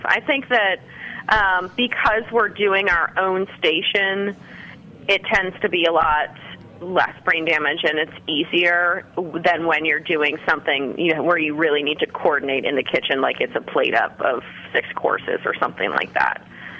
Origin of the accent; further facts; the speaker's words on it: Virginia, United States; I'm not. I moved here about 13 months ago.